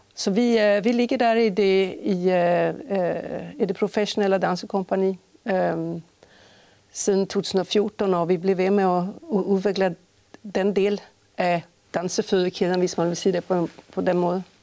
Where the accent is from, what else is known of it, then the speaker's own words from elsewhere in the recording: Stockholm, Stockholm County, Sweden; accent: Swedish; Danish is a second language; moved away as an adult; also born or lived in Skåne / Aarhus; now in Holstebro, Denmark; jeg kommer fra Sverige, øh, født i Stockholm og uddannet i Stockholm